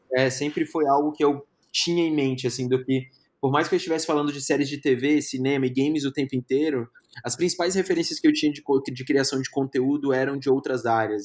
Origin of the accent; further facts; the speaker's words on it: Brasília, Federal District, Brazil; moved away as an adult; also born or lived in Maceió / São Paulo; now in Curitiba, Brazil; Eu sou natural de Maceió, minha família é toda de Maceió, mas eu fui criado em Brasília